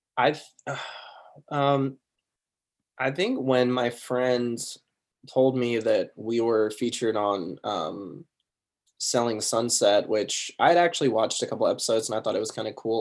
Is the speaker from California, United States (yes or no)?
yes; Sacramento, California, United States; I grew up in Sacramento, California